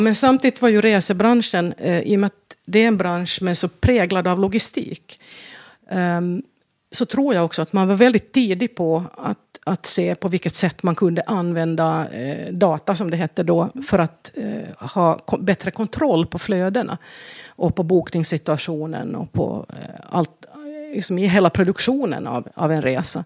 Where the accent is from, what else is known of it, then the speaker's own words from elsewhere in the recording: Vaasa, Ostrobothnia, Finland; first language Swedish; moved away as an adult; now in Sweden; Vasa i Finland, ja. Mm. Um, där jag växte upp